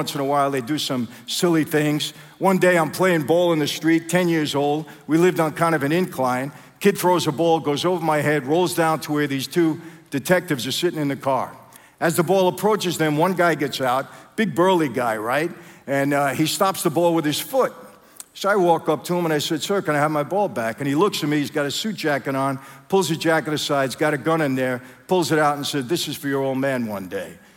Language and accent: English; New York City, New York, United States; I grew up in Brooklyn.